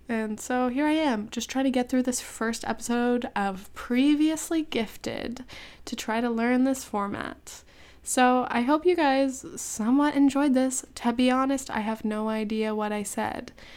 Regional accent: California, United States; moved away; I'm from California

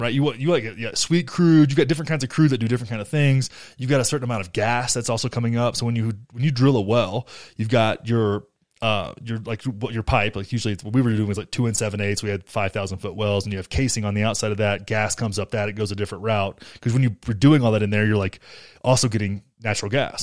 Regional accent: Graham, United States; my hometown in Graham is like it's like America under like shrunk down to nine thousand people

